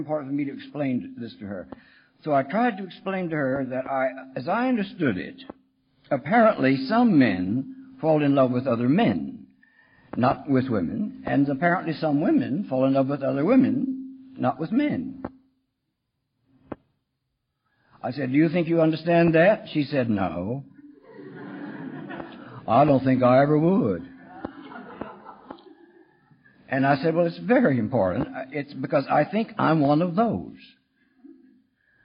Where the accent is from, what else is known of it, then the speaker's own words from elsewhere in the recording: Texas, United States; When I was a kid growing up in Texas